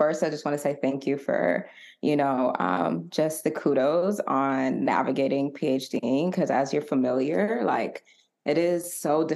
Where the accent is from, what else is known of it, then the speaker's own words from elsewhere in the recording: Atlanta, Georgia, United States; also born or lived in Marietta, Georgia; I was born and raised in Atlanta, Georgia. A proud ATLian